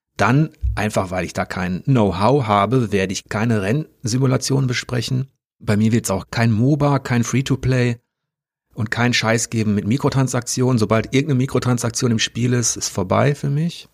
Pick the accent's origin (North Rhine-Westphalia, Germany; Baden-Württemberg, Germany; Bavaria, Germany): North Rhine-Westphalia, Germany; als Westfale